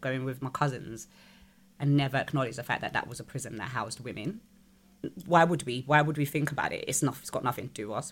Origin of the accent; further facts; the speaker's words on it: United Kingdom; I'm British